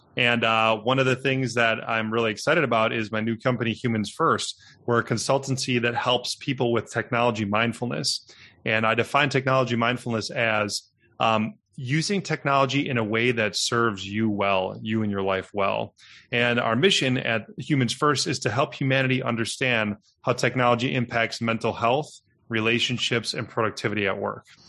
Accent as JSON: {"language": "English", "town": "Milwaukee", "region": "Wisconsin", "country": "United States", "tie": "born or raised there", "said": "I'm a Midwestern boy, was born and raised in Milwaukee"}